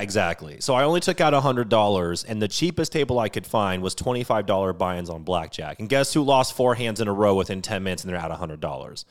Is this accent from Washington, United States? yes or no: yes; Washington, United States; I come from Washington State